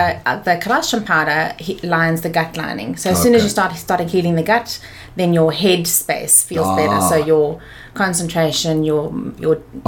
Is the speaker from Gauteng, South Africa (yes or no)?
yes; Johannesburg, Gauteng, South Africa; also born or lived in Pretoria; I'm from Joburg.